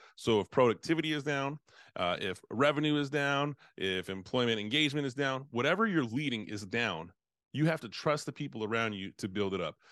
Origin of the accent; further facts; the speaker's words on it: United States; I'm from United States